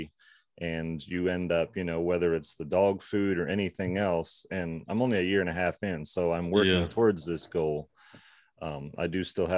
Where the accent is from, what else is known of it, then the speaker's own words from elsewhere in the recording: Cleveland, Ohio, United States; moved away as an adult; also born or lived in Hanover, Pennsylvania; now in Roane County, West Virginia, United States; I grew up in the suburbs of Cleveland, Ohio